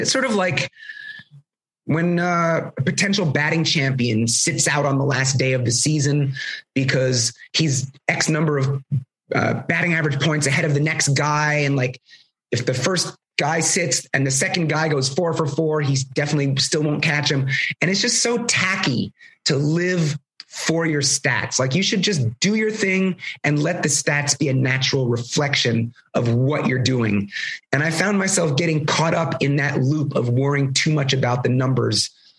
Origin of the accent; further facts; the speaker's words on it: Canada; growing up in the Canadian tundra, whatever.